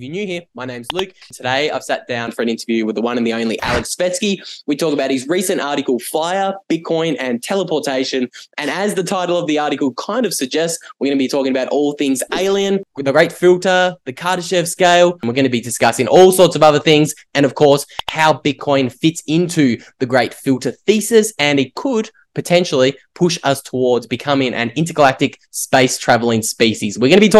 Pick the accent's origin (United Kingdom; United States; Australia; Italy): Australia; Tasmania; accent: Australian; moved away as an adult; don't grow up in Tasmania for 19 years. I like to say Jesus. That's why my accent is so strong.